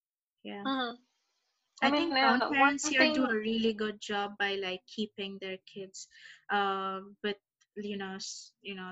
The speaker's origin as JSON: {"language": "English", "country": "India", "tie": "born or raised there", "said": "growing up in India"}